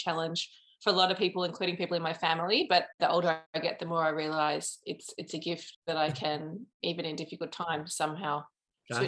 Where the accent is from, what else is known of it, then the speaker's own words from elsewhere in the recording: Melbourne, Victoria, Australia; also born or lived in London; I'm from Melbourne and I'm a filmmaker